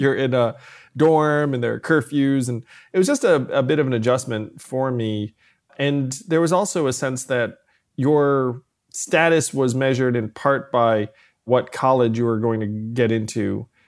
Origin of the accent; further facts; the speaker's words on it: New York City area, United States; also born or lived in Schenectady, New York; I was born in Schenectady, but I did move closer to New York City when I was, uh, four years old or so